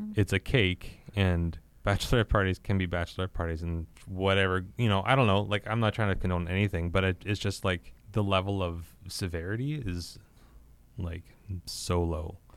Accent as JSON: {"language": "English", "town": "Regina", "region": "Saskatchewan", "country": "Canada", "tie": "born or raised there", "said": "I grew up here in Regina"}